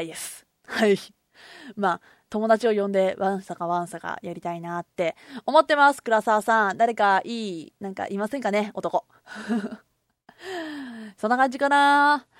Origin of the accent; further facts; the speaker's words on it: Kobe, Hyogo, Japan; 私神戸出身で今神戸に住んでるんですけれども